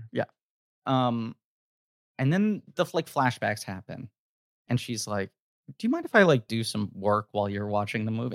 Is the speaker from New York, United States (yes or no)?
yes; New York, United States; New York